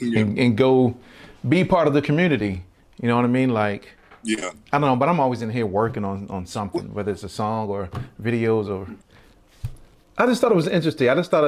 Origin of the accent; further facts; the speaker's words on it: Baltimore, Maryland, United States; he's from Baltimore, I'm from Baltimore